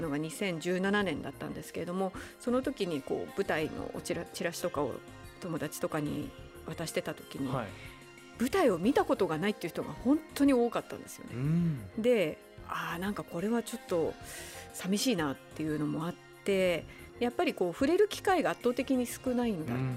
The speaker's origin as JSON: {"language": "Japanese", "town": "Utsunomiya", "region": "Tochigi", "country": "Japan", "moved": "yes", "lives_now": "Tokyo, Japan", "said": "私は宇都宮ですけどやっぱりね栃木県も広いので"}